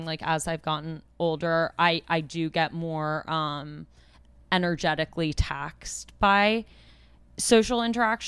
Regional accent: New York City, New York, United States; I'm an only child and I grew up in New York City

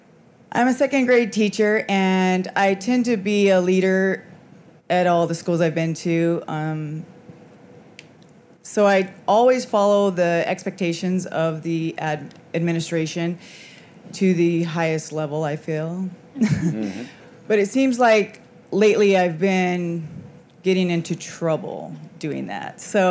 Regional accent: Las Vegas, Nevada, United States; Hi, I'm … from Vegas.

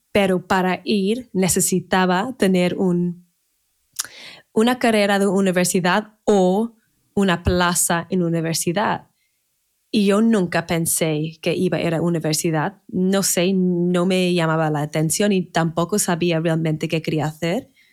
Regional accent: Manchester, North West England, United Kingdom; Spanish is a second language; moved away as an adult; now in Spain; Nací en Manchester, en el norte de Inglaterra

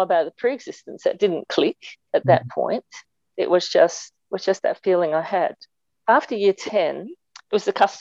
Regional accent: Clare, South Australia, Australia; now in Adelaide, Australia; I grew up in Clare, just in the mid-north

